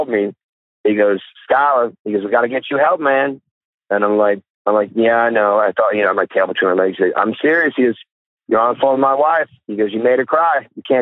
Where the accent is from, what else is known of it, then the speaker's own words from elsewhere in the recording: Kalamazoo, Michigan, United States; moved away; Kalamazoo, Michigan, my hometown